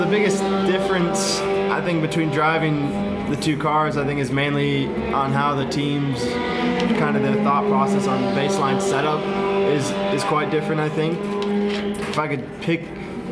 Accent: Orlando, Florida, United States; I'm from Orlando

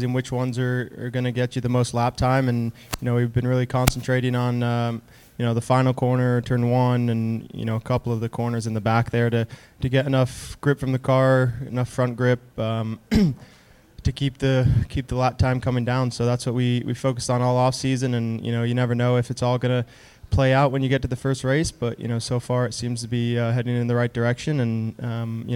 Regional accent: Orlando, Florida, United States; I grew up in Orlando, so always nice to start the season not far from home

